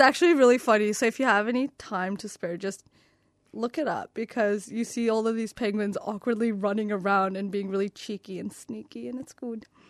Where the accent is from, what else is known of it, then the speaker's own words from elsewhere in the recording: Canada; moved away; my home country of Canada